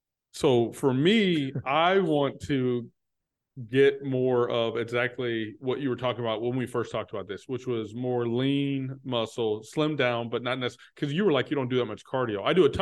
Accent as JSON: {"language": "English", "region": "Texas", "country": "United States", "said": "I'm from Texas, where working out and weightlifting in middle school is a thing."}